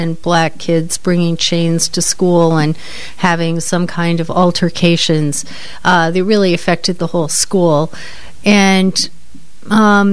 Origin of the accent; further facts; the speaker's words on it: Cambridge, Massachusetts, United States; I grew up in Cambridge, Mass, and I spent my summers in Hyannis on Cape Cod